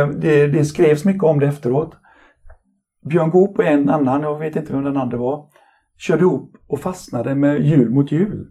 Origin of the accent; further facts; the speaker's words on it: Mölndal, Västra Götaland, Sweden; also born or lived in Partille; Jag är egentligen född i Partille men så har jag bott i Mölndal hela mitt liv i princip